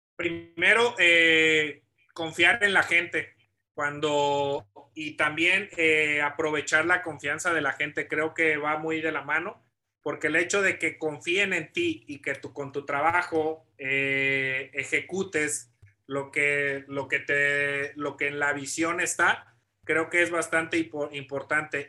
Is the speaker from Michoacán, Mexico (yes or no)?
yes; Morelia, Michoacán, Mexico; moved away as an adult; also born or lived in Puebla; soy originario de Morelia, Michoacán. Eh, desde pequeño toda mi familia practica deporte